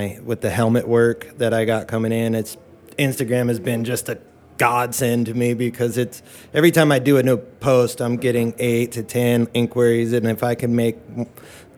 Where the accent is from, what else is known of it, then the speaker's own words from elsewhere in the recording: Riverside, California, United States; also born or lived in Palm Springs; pretty much born and raised here